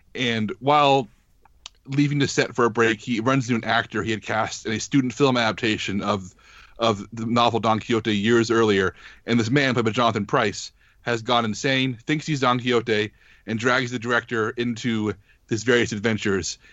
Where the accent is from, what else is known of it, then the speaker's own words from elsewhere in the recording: United States; as an American